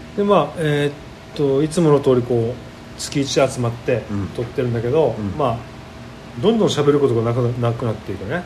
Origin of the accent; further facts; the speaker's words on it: Okinawa, Japan; うちの地元には、あの、沖縄最古の蔵元があるでしょ